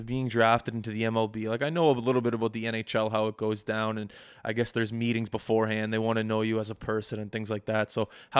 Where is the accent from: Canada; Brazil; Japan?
Canada; So it felt amazing waking up this morning, being a Canadian, and knowing that the Toronto Raptors were the champions of the National Basketball Association.